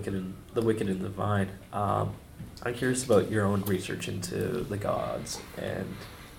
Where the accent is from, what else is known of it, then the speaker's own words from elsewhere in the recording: Canada; I'm very Canadian